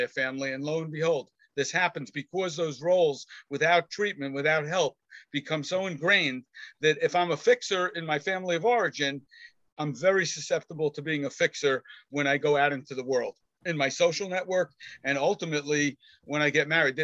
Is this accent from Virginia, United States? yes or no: no; New York City, New York, United States; I grew up in Queens